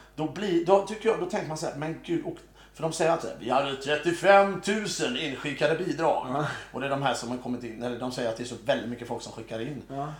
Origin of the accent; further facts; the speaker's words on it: Mölndal, Västra Götaland, Sweden; accent: Mölndal dialect; Jag är från Mölndal